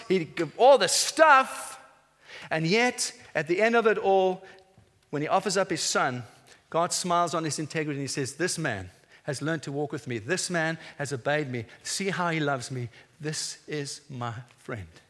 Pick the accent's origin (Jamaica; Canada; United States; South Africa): South Africa; moved away as an adult; now in England; I, I, came as a South African to this nation 12 years ago